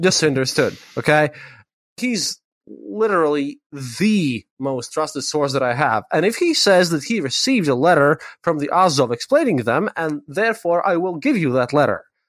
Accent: Riga, Latvia; I am from Riga

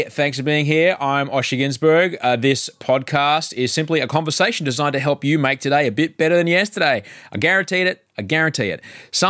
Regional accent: Australia; I'm an Australian TV and radio guy and podcaster

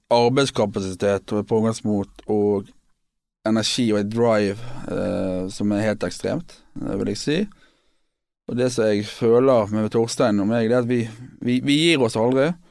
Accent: Bergen, Vestland, Norway; also born or lived in London; vi er bergensere begge to, og erkebergensere

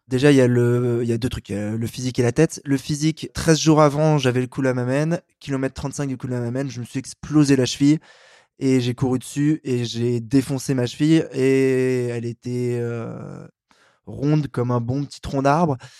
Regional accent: Paris, Île-de-France, France; je suis un Parisien

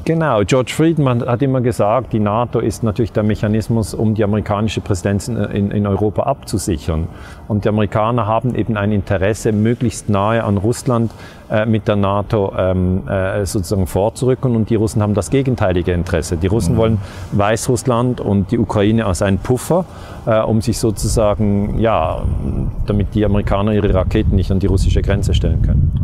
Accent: Switzerland; die Schweiz, äh, mein Heimatland

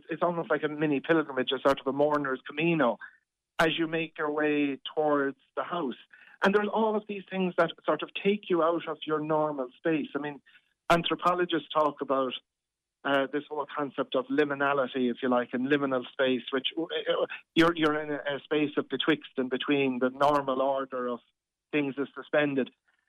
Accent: Ireland; And that really cuts to our hearts as an Irish people.

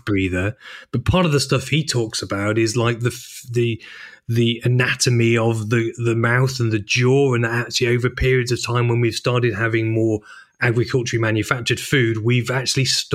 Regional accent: Chester, North West England, United Kingdom; also born or lived in Manchester; I'm from Chester, but I'm more Mancunian than I am, more Manc than monk

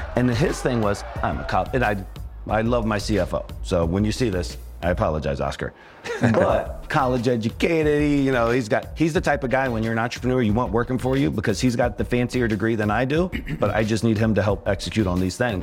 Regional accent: Richmond, Virginia, United States; I grew up in Richmond, Virginia

